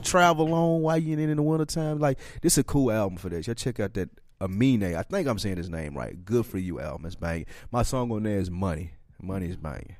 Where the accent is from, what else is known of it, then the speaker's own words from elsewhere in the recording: Nashville, Tennessee, United States; we are from Nashville, Tennessee